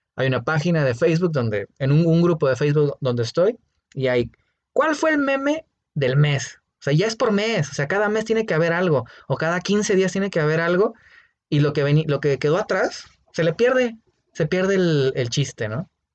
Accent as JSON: {"language": "Spanish", "country": "Mexico", "said": "Nosotros como mexicanos"}